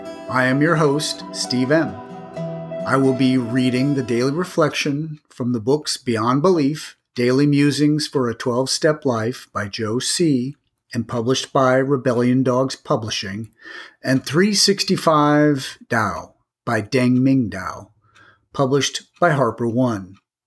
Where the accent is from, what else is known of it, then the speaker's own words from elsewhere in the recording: Australia; I am Australian.